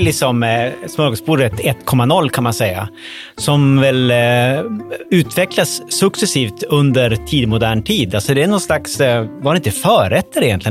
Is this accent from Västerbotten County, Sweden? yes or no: yes; Umeå, Västerbotten County, Sweden; Umeå, som jag kommer ifrån